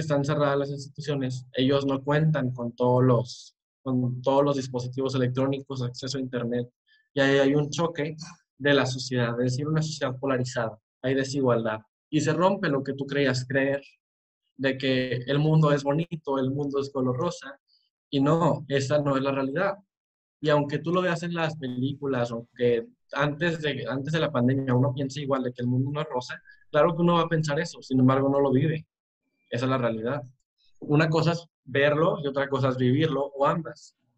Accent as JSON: {"language": "Spanish", "town": "Monterrey", "region": "Nuevo León", "country": "Mexico", "said": "soy de Monterrey, México"}